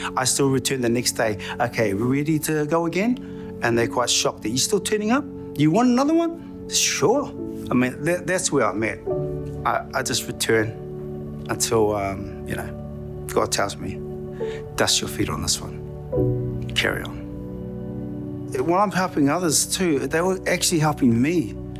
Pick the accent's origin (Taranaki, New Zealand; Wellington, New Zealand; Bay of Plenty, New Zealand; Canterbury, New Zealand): Wellington, New Zealand; Porirua; I'm from Porirua.